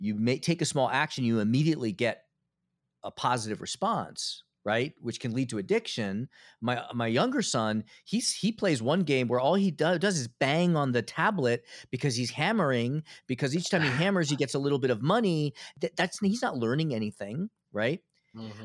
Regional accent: Philadelphia, Pennsylvania, United States; now in Connecticut, United States; I was born in Philadelphia. Yeah. I grew up in Philadelphia.

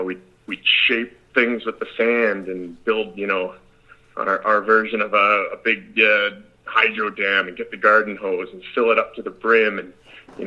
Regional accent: Canada; I'm Canadian

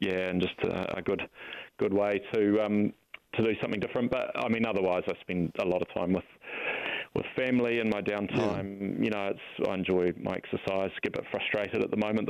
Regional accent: Auckland, New Zealand; also born or lived in Dunedin / Counties Manukau; I grew up in central Auckland.

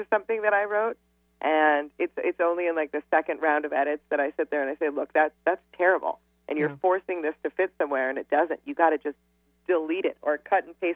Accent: New York City, New York, United States; I'm from Manhattan, and I know it inside and out

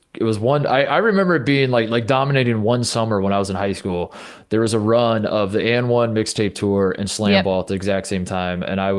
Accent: Melbourne, Victoria, Australia; Melbourne. I'm from Melbourne.

